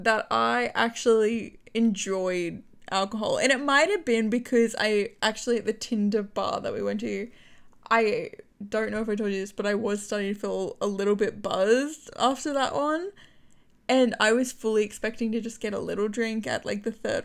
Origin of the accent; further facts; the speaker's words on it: Australia; being Australian